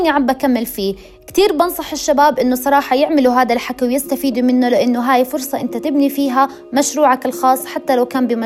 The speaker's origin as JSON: {"language": "Arabic", "country": "Jordan"}